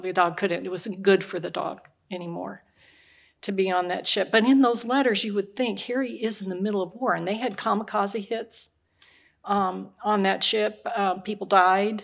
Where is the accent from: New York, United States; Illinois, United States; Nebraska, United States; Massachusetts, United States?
Nebraska, United States; Omaha; moved away; I was raised in Omaha, Nebraska